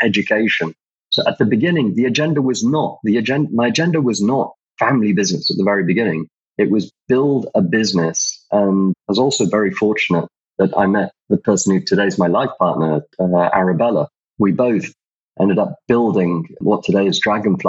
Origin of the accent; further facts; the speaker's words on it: Kuwait; moved away; I was brought up actually in Kuwait. My mum's from the UK. My dad's originally Iraqi and spent my childhood in Kuwait